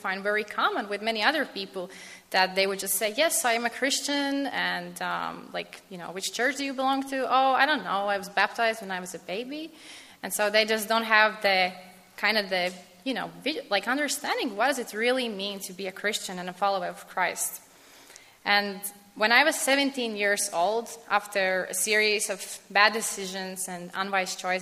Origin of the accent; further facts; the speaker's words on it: Latvia; moved away; I come from Latvia.